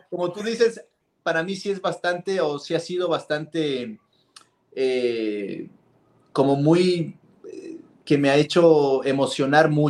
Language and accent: Spanish; Quito, Pichincha, Ecuador; yo cuando nací, nací en Carapungo, en el momento cuando Carapungo era todavía chiquitito y era pura tierra, hace años, ahorita ya es una ciudad ahí